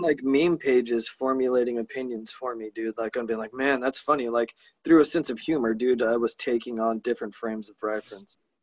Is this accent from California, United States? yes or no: yes; Imperial Beach, California, United States; growing up in Imperial Beach in Southern California